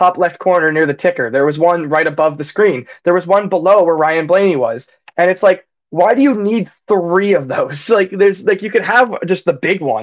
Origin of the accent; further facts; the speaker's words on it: Canada; As a Canadian